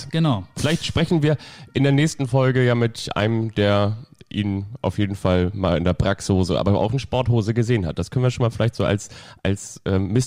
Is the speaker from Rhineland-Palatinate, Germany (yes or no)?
no; Kiel, Schleswig-Holstein, Germany; ich bin ja in, im Großraum Raum von Kiel aufgewachsen.